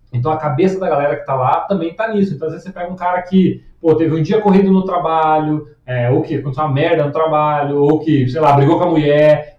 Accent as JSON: {"language": "Portuguese", "town": "Curitiba", "region": "Paraná", "country": "Brazil", "said": "eu sou curitibano"}